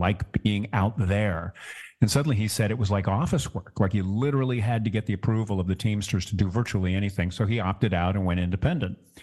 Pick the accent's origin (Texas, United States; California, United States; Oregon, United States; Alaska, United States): California, United States; Orange County; my hometown here in Orange County